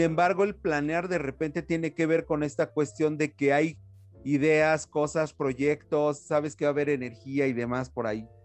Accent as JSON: {"language": "Spanish", "country": "Mexico", "said": "como mexicanos"}